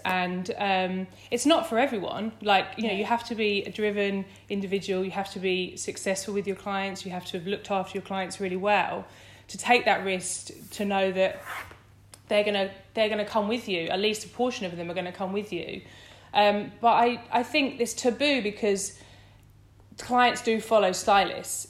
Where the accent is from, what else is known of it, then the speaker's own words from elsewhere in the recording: Essex, East of England, United Kingdom; moved away as an adult; now in London, United Kingdom; I grew up in Essex